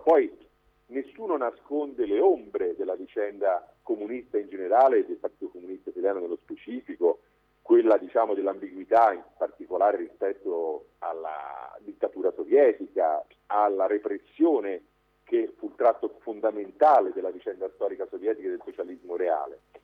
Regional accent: Livorno, Tuscany, Italy; Io sono livornese

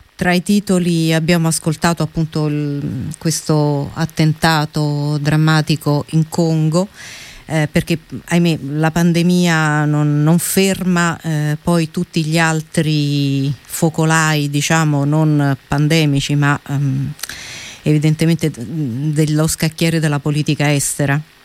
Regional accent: Rome, Lazio, Italy; noi come romani

